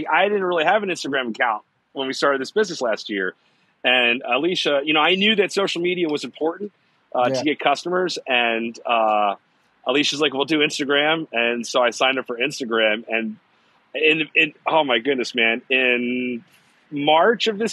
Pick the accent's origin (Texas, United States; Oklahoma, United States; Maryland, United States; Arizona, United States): Maryland, United States; Woodlawn; also born or lived in Baltimore; I was born here in Baltimore. I was raised in Woodlawn